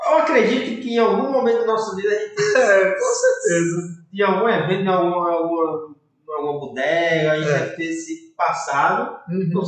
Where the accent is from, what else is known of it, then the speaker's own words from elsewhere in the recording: Fortaleza, Ceará, Brazil; eu nasci em Fortaleza